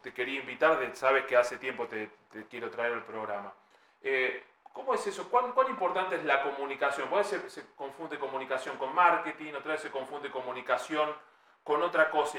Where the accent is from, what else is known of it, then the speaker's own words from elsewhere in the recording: Argentina; como todo argentino